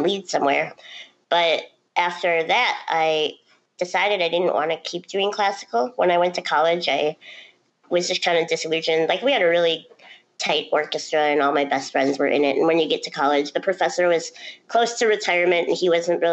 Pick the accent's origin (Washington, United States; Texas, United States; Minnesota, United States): Minnesota, United States; Duluth; transferred home to my hometown in Duluth, Minnesota